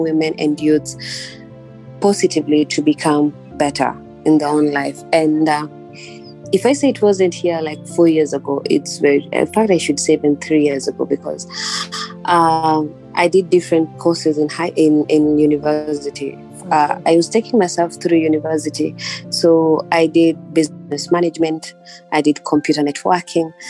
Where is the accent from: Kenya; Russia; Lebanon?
Kenya; I'm a Kenyan entrepreneur.